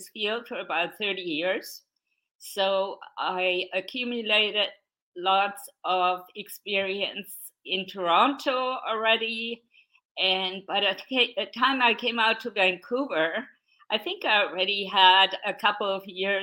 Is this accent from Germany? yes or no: yes; Straubing, Bavaria, Germany; English is a second language; moved away as an adult; now in Canada; Straubing, my hometown, has millions of people every year in August